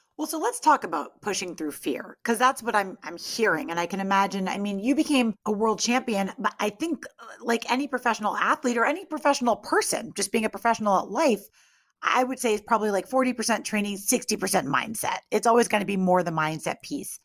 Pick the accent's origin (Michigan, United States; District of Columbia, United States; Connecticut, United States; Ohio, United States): Connecticut, United States; Greenwich; moved away; we're both from Greenwich, Connecticut, like, originally